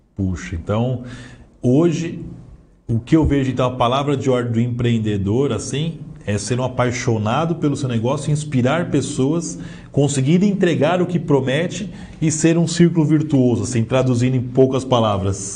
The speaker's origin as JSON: {"language": "Portuguese", "region": "Southeast", "country": "Brazil", "said": "nós que somos aqui do Sudeste"}